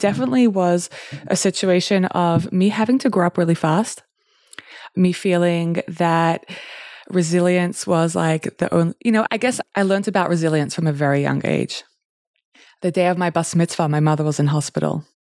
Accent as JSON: {"language": "English", "country": "Australia", "tie": "born or raised there", "lives_now": "Newcastle, Australia", "said": "I grew up in Australia"}